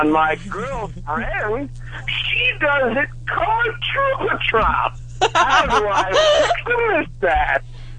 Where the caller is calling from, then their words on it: California, United States; And I'm calling from Grappa Druce, California.